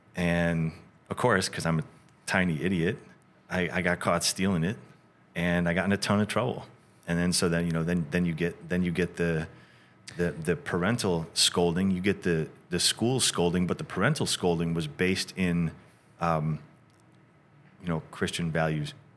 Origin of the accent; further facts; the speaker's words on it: Rochester, New York, United States; moved away as an adult; also born or lived in Syracuse, New York / California; we grew up in a, in a suburb outside of Rochester